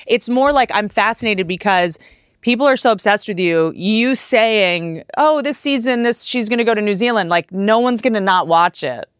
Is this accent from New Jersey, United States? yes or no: no; Washington, District of Columbia, United States; I'm from Washington, D.C.